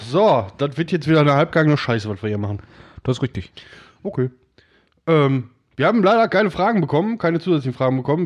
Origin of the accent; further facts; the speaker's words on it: Oberhausen, North Rhine-Westphalia, Germany; also born or lived in Wesel; ich bin in Wesel geboren und ähm, habe da ein paar Jahre gelebt als Döpken, aber dann nach Oberhausen und seitdem bin ich in Oberhausen.